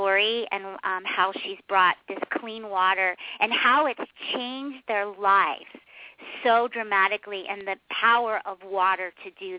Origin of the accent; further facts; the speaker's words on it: Pittsburgh, Pennsylvania, United States; we're both from Pittsburgh